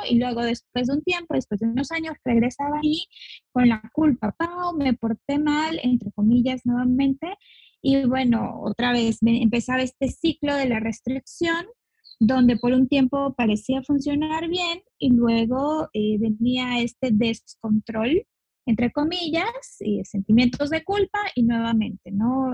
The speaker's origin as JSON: {"language": "Spanish", "country": "Mexico", "also_born_or_lived": "Yucatán Peninsula", "said": "Yo soy de México, y vivo en la península de Yucatán"}